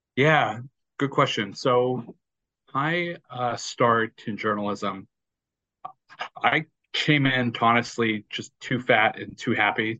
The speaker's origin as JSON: {"language": "English", "town": "Houston", "region": "Texas", "country": "United States", "tie": "born or raised there", "said": "growing up in Houston, I was a short, fat kid who just loved playing basketball"}